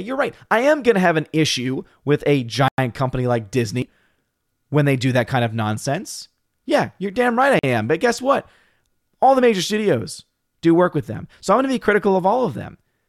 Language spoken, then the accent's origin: English; United Kingdom; As a Brit, I have no interest in the franchise.